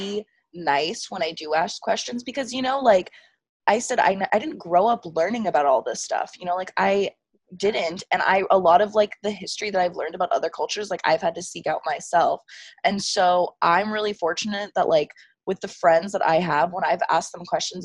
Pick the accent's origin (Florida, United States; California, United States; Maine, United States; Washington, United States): California, United States; growing up in California and going to a Baptist school from like the age of like first to sixth grade